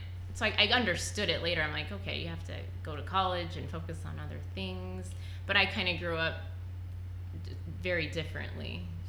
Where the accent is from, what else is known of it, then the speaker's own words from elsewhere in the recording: Montana, United States; I grew up in Montana